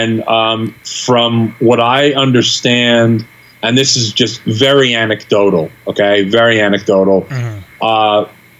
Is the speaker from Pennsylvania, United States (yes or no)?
no; New York, United States; You know, I'm a New Yorker like you. I grew up in New York. I grew up going to the Garden.